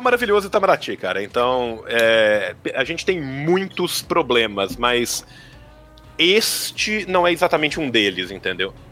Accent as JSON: {"language": "Portuguese", "town": "Pompéu", "region": "Minas Gerais", "country": "Brazil", "said": "eu sou de Pompeu, que é uma cidade no interior de Minas"}